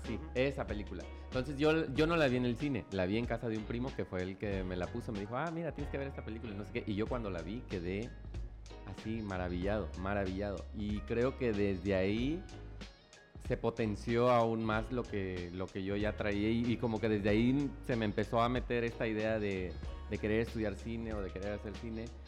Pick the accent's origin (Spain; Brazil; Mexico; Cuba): Mexico; Ocosingo, Chiapas; moved away as an adult; now in Tuxtla Gutiérrez, Mexico; yo crecí en Ocosingo, entonces digamos que ahí viví mi infancia y mi adolescencia